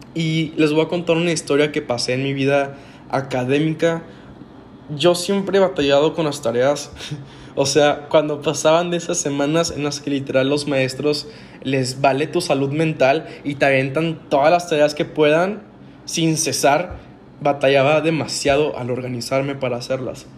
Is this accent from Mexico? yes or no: yes; Monterrey, Nuevo León, Mexico; Yo soy de Monterrey, Nuevo León, 100% regio.